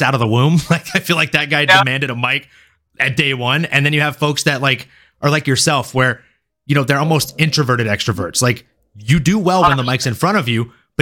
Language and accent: English; Louisiana, United States; also born or lived in Fort Lauderdale, Florida; now in California, United States; I'm from a small town in Louisiana. I was born in Fort Lauderdale, Florida, mostly grew up in Louisiana